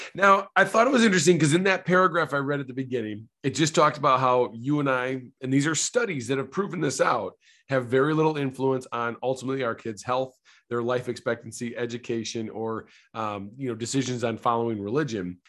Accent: Traverse City, Michigan, United States; now in Clarkston, United States; I was born in Traverse City, Michigan

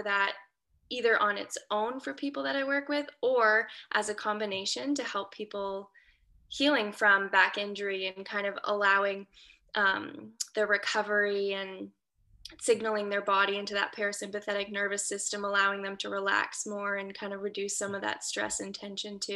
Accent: Waterloo, Ontario, Canada; now in a few hours north of Toronto, Canada; I'm a Canadian girl from Waterloo, Ontario.

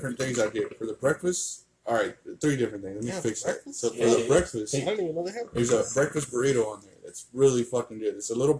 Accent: Texas, United States; I'm from Texas.

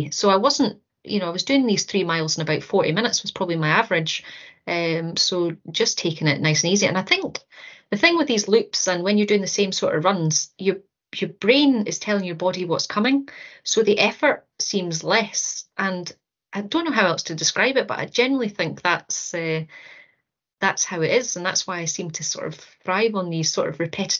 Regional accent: Aberdeen, Scotland, United Kingdom; also born or lived in Stornoway / Dortmund / Kinross; I was born in Stornoway, and my dad was in the army, so we sort of dotted around all over the place, even in Dortmund for a wee while. But I think I would say I did primary school in Aberdeen, and then I did high school in Kinross

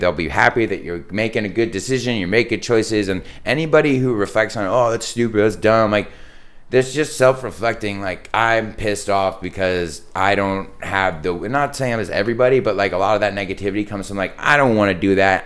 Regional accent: San Diego, California, United States; also born or lived in East Coast; I grew up in Carmel Valley

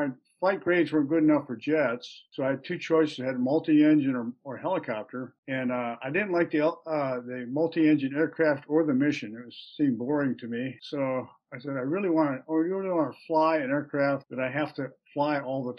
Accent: Manteca, California, United States; also born or lived in Milwaukee, Wisconsin / McCall, Idaho; I was actually born in Milwaukee, Wisconsin, but I grew up in the Central Valley of California, a little farm community called Manteca

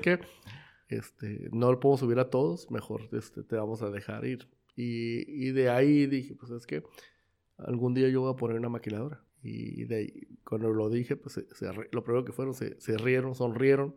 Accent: Mexico; nosotros como mexicanos

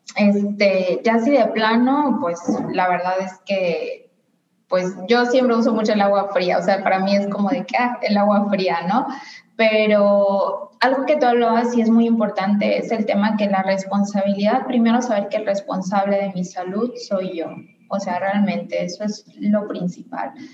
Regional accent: Guadalajara, Jalisco, Mexico; moved away; yo soy de Guadalajara, entonces cuando vivía en Guadalajara

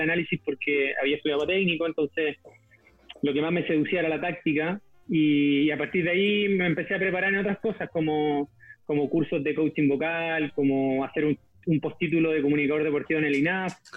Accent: Santiago, Santiago Metropolitan Region, Chile; jugué por mi colegio hasta los 12 años, en el Colegio Hispanoamericano acá en Santiago

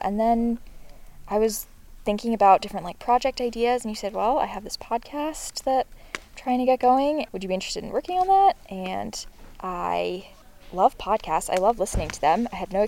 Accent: Pownal, Maine, United States; I'm from Pownal, Maine. Well, I'm from a few different places, but most recently Pownal, Maine, and that is where I would say home is.

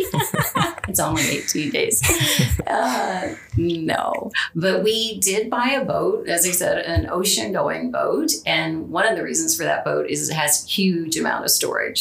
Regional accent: Southern California, United States; moved away as an adult; also born or lived in Long Beach / Newport Beach / San Pedro / New York; now in Vancouver, Canada; born and raised in Southern California. So I spent my childhood in Long Beach and Newport Beach and uh, San Pedro, all those areas.

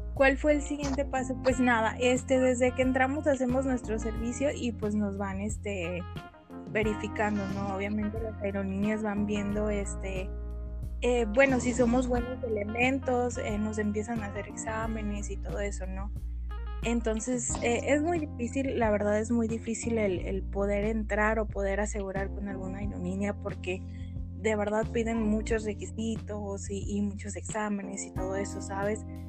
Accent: Guadalajara, Jalisco, Mexico; soy de Guadalajara, Jalisco y, pues aquí resido.

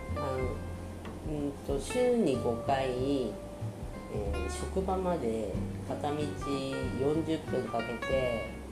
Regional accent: Aomori, Japan; now in Saitama, Japan; 青森生まれの、えー、現在埼玉県人です

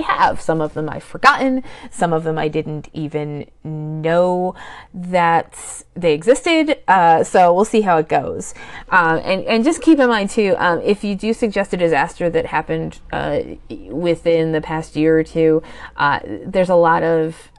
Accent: northeastern Pennsylvania, United States; I grew up and I currently live in a small town in northeastern Pennsylvania that is on a hillside

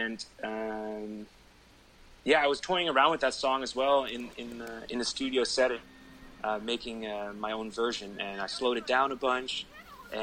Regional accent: Netherlands; my home country

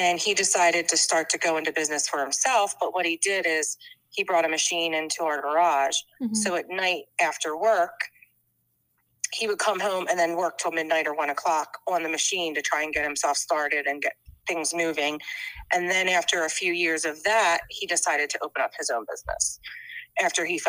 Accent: Bucks County, Pennsylvania, United States; we grew up outside in Bucks County

